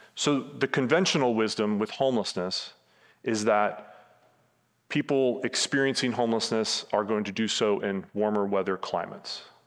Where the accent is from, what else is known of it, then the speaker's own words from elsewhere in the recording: Tampa, Florida, United States; Where I grew up in Tampa